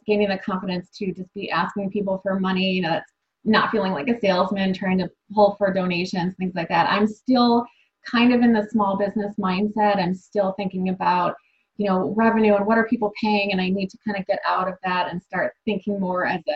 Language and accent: English; Buffalo, New York, United States; I grew up in Buffalo, New York